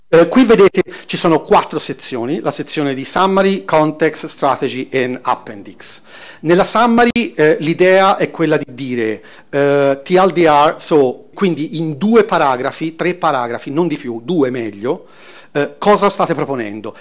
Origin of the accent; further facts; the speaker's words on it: Florence, Tuscany, Italy; vengo da Firenze